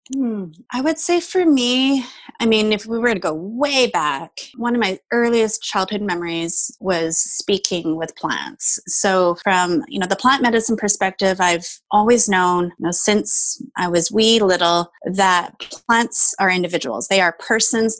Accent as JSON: {"language": "English", "country": "Canada", "said": "I am Taiwanese Canadian"}